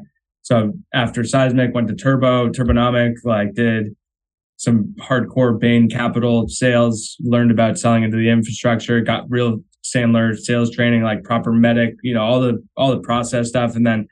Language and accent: English; Marblehead, Massachusetts, United States; moved away as an adult; also born or lived in Rhode Island / Newport Beach, California / Boston; I'm from Marblehead, Mass. That's like where the Navy was started. Yeah, and I've grown up sailing my whole life.